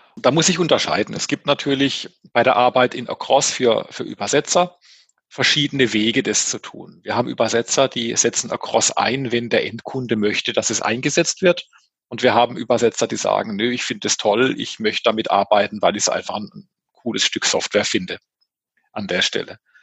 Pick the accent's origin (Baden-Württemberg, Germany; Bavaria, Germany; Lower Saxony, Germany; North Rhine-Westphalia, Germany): Baden-Württemberg, Germany; als Badener